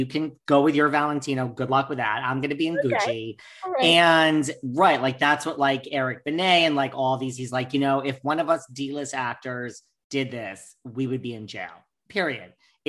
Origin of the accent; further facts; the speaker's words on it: New York, United States; I'm such a New Yorker.